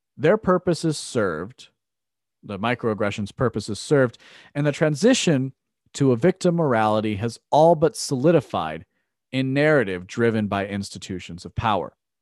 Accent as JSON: {"language": "English", "country": "United States", "said": "as an American"}